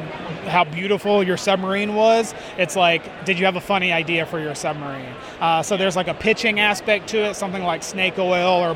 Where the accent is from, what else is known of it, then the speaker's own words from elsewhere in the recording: Northern Virginia, United States; I am coming out of Northern Virginia.